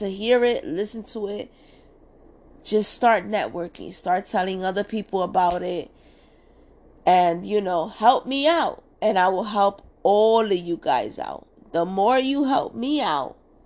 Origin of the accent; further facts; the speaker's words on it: New York City, New York, United States; I was just born and raised in Washington Heights